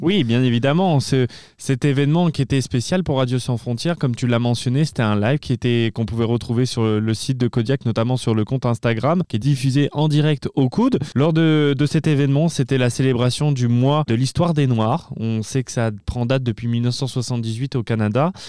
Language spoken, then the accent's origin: French; France; moved away as an adult; Je suis français, je, suis arrivé cette année aussi au, mois de septembre